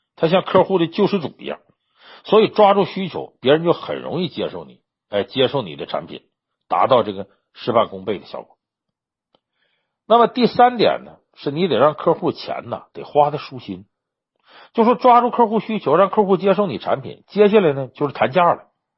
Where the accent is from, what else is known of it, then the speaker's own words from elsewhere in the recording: Northeast China, China; 我们老家东北